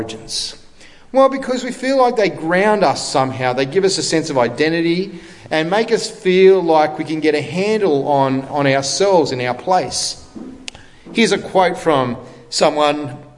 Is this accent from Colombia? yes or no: no; Australia; I'm an Australian because my parents decided to emigrate from England, right, in the 60s, and I was born here